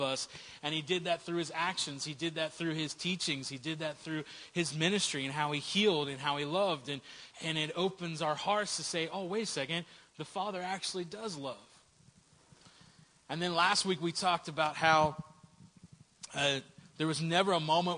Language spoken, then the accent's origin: English; Southern West Virginia, United States; I grew up in Southern West Virginia